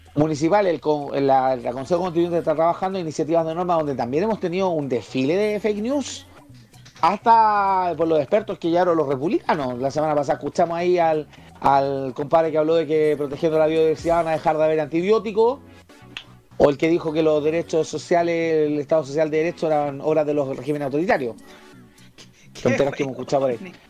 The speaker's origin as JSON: {"language": "Spanish", "country": "Chile", "said": "los chilenos"}